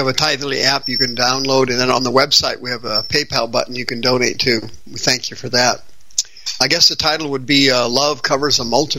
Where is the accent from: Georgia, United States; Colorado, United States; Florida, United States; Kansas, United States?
Kansas, United States; also born or lived in Arizona; now in Phoenix, United States; No, I'm from Kansas, but I moved out here in 1980.